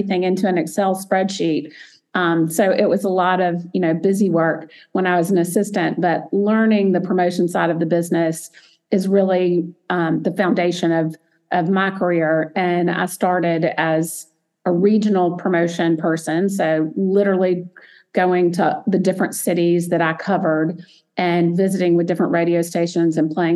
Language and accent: English; Montgomery, Alabama, United States; I grew up in Montgomery, Alabama, a small little town in Alabama, even though it's the capital.